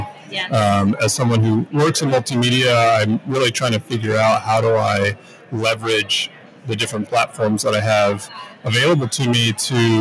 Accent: Durham, North Carolina, United States; I'm from Durham, North Carolina. I was born and raised there, went to school there.

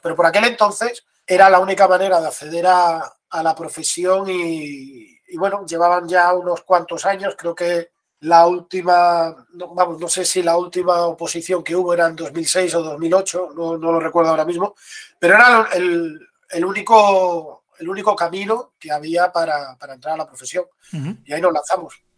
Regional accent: Seville, Andalusia, Spain; also born or lived in A Coruña; yo soy de Sevilla y ahora por suerte estoy aquí

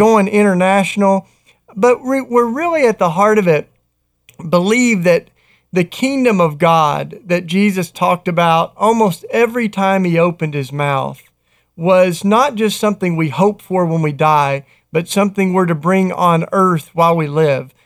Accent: Tennessee, United States; moved away; a D J in my home state of Tennessee

